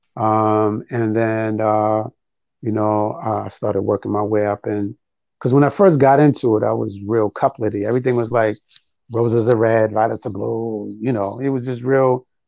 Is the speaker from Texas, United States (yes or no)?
no; New York City, New York, United States; moved away as an adult; also born or lived in Harlem, New York / Brooklyn, New York; now in Prince George's County, Maryland, United States; I was born in Harlem, raised in the Bronx. I lived in Brooklyn for over 15 years